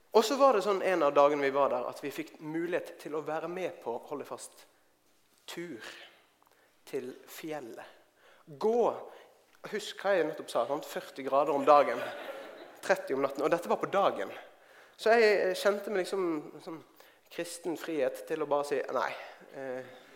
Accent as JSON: {"language": "Norwegian", "town": "Bergen", "region": "Vestland", "country": "Norway", "moved": "as an adult", "lives_now": "Oslo, Norway", "said": "Jeg kommer fra Bergen. Jeg har bodd i Oslo i over eh, tolv år."}